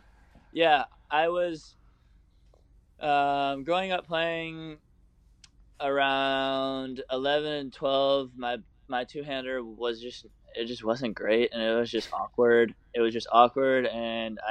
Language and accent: English; Florida, United States; also born or lived in Port Washington, Long Island, New York / Boca Raton, Florida; my family moved down to Florida when I was 7 years old